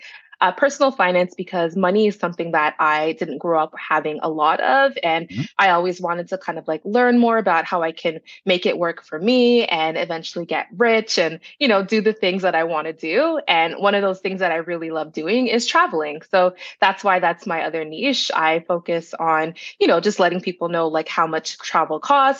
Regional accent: Brampton, Ontario, Canada; also born or lived in Toronto; Yeah, so I'm a Peel Region girl. I was born in Jane and Finch, but I grew up in Brampton.

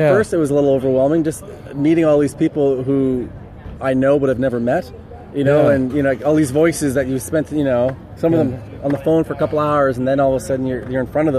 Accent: Canada; I'm from Cowan. So I'm from Canada.

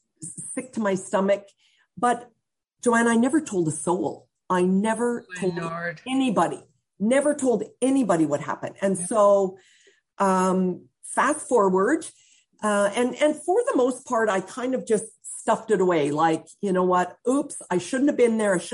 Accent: Central Alberta, Canada; I'm from Central Alberta.

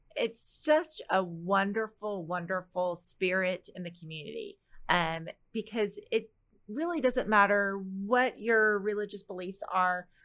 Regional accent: Plano, Texas, United States; growing up in Plano

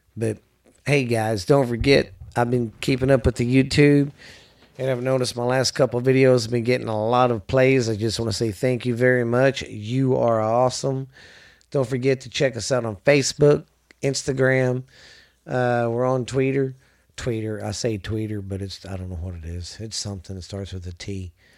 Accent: the South, United States; I'm from the South

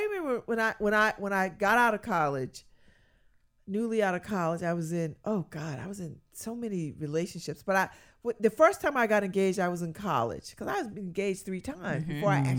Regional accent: Connecticut, United States; And they thought that I was to the manor born because I was from Connecticut and I was black and I spoke well.

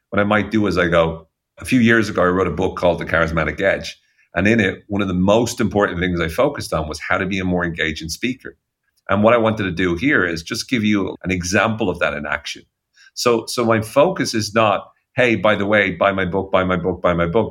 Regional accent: Ireland; as Irish people

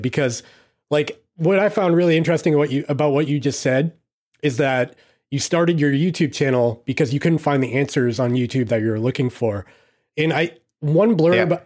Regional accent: United States; I'm I'm too American

